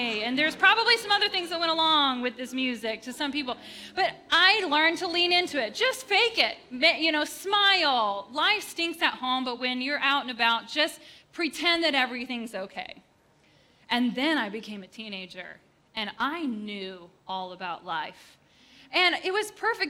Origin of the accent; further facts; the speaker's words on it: Upper Peninsula of Michigan, United States; We grew up in the Upper Peninsula of Michigan and a town of, I think, 400 people